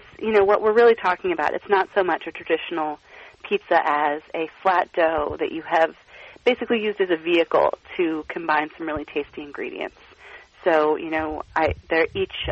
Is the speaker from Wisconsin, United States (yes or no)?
no; Portland, Oregon, United States; now in Philadelphia, United States; I grew up in Portland, Oregon